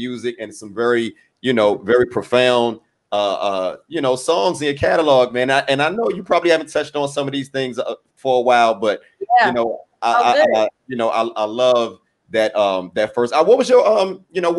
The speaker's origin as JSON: {"language": "English", "town": "Washington", "region": "District of Columbia", "country": "United States", "said": "I'm from DC. So I'm from Washington, DC. I'm here in DC"}